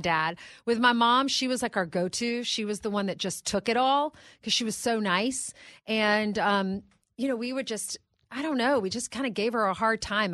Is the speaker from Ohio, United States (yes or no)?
no; South Carolina, United States; moved away; I grew up in South Carolina